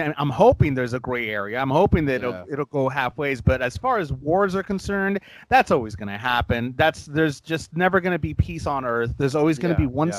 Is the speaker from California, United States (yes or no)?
yes; Los Angeles, California, United States; I was born and raised in Los Angeles